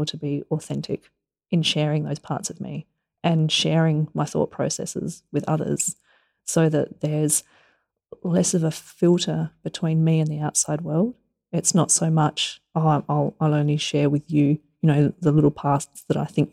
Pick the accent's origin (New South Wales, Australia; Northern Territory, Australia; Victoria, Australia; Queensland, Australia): Northern Territory, Australia; Alice Springs; we grew up in Alice Springs